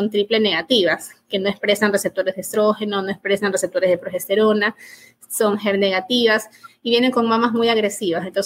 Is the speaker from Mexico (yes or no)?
no; Ecuador; Me formé aquí en, en mi país, en Ecuador, médico de la Universidad Católica y el posgrado lo hice en la Universidad de Guayaquil.